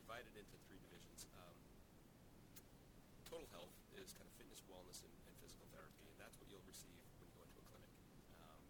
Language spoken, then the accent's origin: English; Quincy, Massachusetts, United States; also born or lived in Marshfield, Massachusetts; I grew up in Quincy